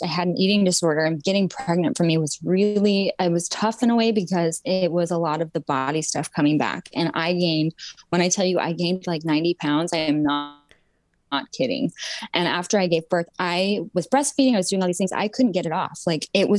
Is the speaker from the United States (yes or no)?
yes; Utah, United States; I grew up in Utah